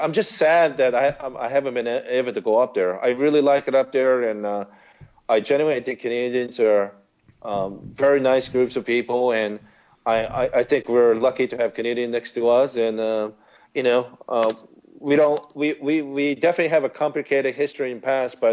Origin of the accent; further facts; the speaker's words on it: Osaka, Japan; moved away; my hometown in Osaka